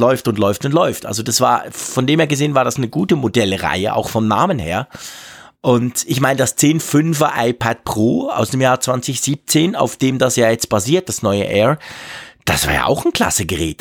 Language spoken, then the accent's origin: German; Switzerland; bei uns in der Schweiz